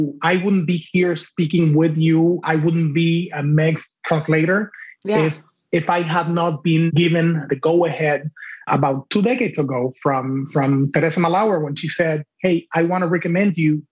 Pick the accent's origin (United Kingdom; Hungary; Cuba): Cuba; first language Spanish; English is a second language; moved away as an adult; now in United States; I grew up in Cuba